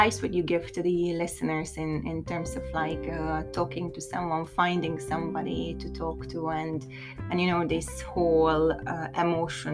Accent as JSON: {"language": "English", "country": "Hungary", "tie": "born or raised there", "moved": "yes", "lives_now": "London, United Kingdom", "said": "I grew up in Hungary"}